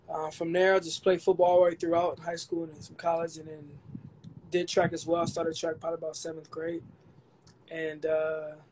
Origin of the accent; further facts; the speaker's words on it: Ohio, United States; now in San Diego, United States; I'm from Ohio.